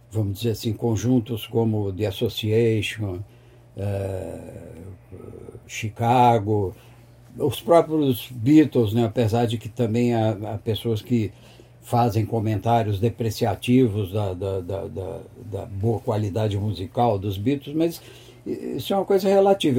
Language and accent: Portuguese; São Paulo, Brazil; also born or lived in Rio de Janeiro; eu sou carioca, hum. mas eu fui, adot... eu fui deportado aos três anos de idade Eu fui deportado porque meu pai era militar uhum. e ele foi transferido do Rio de Janeiro para São Paulo. Eu vim para cá com três anos